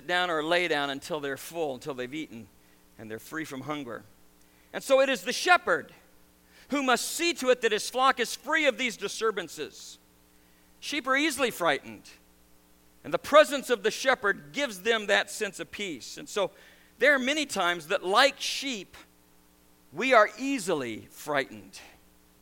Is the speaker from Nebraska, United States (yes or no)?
yes; Nebraska, United States; now in New York, United States; I grew up in Nebraska and I raised cattle. I was a farm kid. Married a New York girl, and we ended up in New York